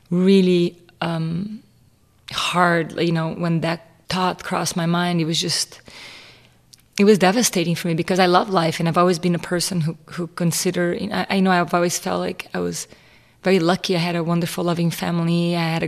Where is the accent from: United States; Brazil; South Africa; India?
Brazil; Rio Grande do Sul; I was raised in Brazil in a Catholic family